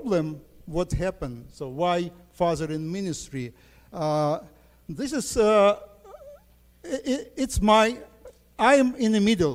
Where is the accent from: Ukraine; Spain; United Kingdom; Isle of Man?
Ukraine; I'm from Ukraine